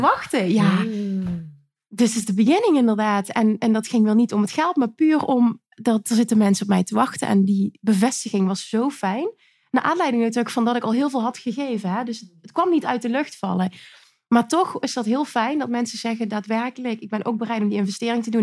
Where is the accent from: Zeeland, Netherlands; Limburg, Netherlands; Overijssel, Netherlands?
Limburg, Netherlands; Ik kom uit Limburg